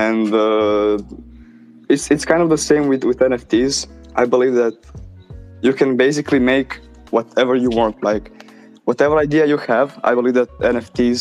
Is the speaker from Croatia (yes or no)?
yes; Croatia; I'm from Croatia